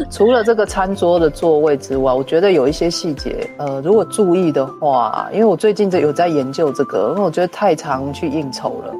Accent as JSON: {"language": "Chinese", "country": "Taiwan", "said": "我们台湾人"}